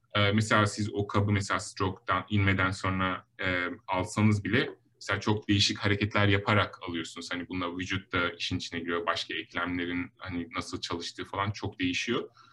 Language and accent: Turkish; Denizli, Turkey; moved away as an adult; also born or lived in Ankara, Turkey / Stanford, United States; now in Los Angeles, United States; ben um, 1983 Denizli doğumluyum